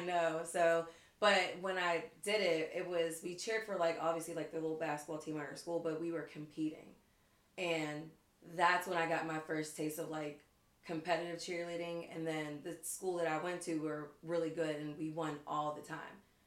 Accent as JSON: {"language": "English", "town": "McKeesport", "region": "Pennsylvania", "country": "United States", "said": "I am from McKeesport"}